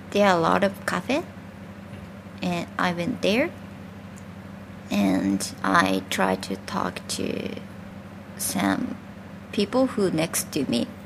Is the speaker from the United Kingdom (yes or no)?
no; Japan; English is a second language; I'm from Japan, mm.